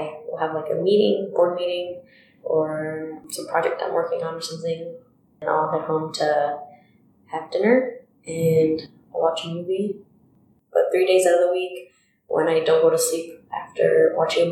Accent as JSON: {"language": "English", "town": "Los Angeles", "region": "California", "country": "United States", "tie": "born or raised there", "first_language": "Spanish", "second_language": "English", "moved": "yes", "lives_now": "Des Moines, United States", "said": "In North Hollywood, California."}